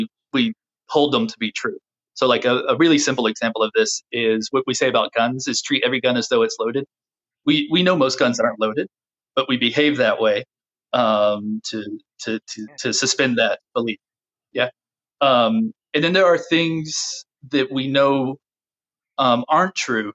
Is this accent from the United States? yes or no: yes; United States; being an American, a white American of our tradition, of the WASP tradition